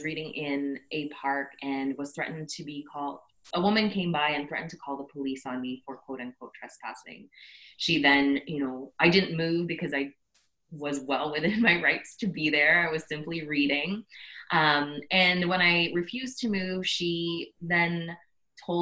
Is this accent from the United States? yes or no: no; Scarborough and Markham, Greater Toronto Area, Ontario, Canada; also born or lived in Philippines; I was born in the Philippines and stayed there up until I was 4 years old and moved to Canada, to Scarborough and then Markham, and then now in Toronto, so always around the GTA.